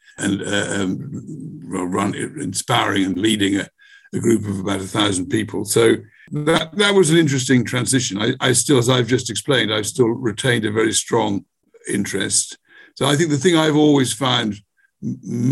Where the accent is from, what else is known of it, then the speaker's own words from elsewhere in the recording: Bristol, South West England, United Kingdom; here in my hometown in Bristol